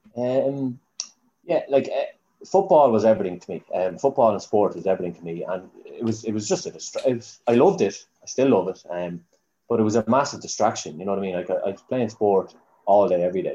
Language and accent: English; Newbridge, County Kildare, Ireland; also born or lived in Dublin; I was two when we moved back to Newbridge, but my mum would be Park Murrah. Her whole family, she was born and bred in Newbridge. Um, so I've, I, am I'm, I'm a Newbridge man